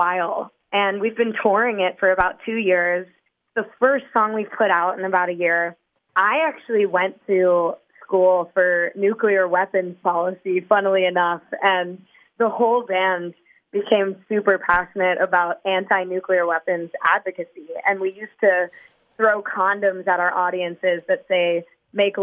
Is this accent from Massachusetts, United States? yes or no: no; New York City, New York, United States; We were all growing up in New York City